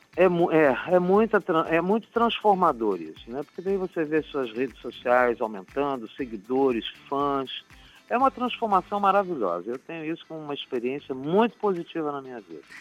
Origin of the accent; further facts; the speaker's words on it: Curitiba, Paraná, Brazil; now in Rio de Janeiro, Brazil; da minha terra natal